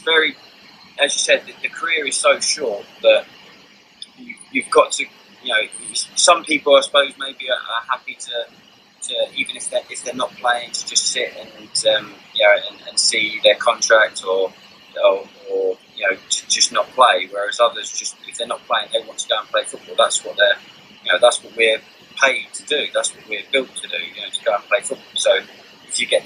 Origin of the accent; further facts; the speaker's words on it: England, United Kingdom; because I was born in England, I grew up, I'm fully English.